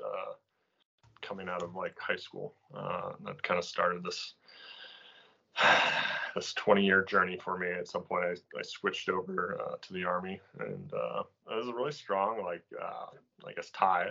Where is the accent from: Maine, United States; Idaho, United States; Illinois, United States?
Maine, United States; coastal; I grew up here in coastal Maine.